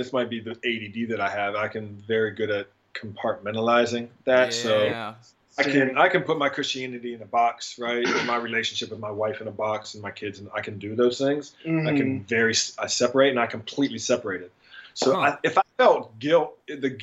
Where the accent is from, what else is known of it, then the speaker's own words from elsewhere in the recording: Steubenville, Ohio, United States; I'm from Steubenville, Ohio, originally